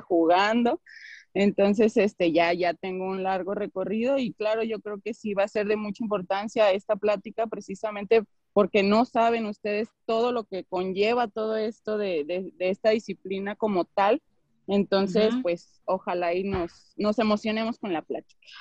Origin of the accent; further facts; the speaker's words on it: León, Guanajuato, Mexico; Yo tengo una academia en León, Guanajuato, que es de donde soy